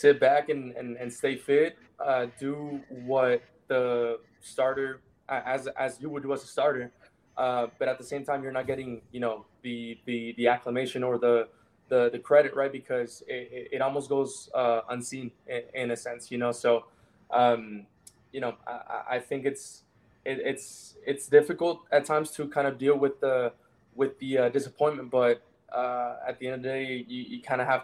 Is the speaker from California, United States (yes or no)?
no; New Mexico, United States; growing up in New Mexico